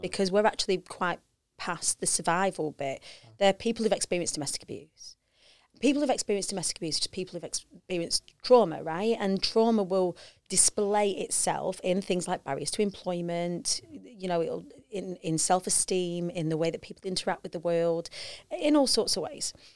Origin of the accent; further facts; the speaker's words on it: Preston, North West England, United Kingdom; I grew up on the Council Estates of Preston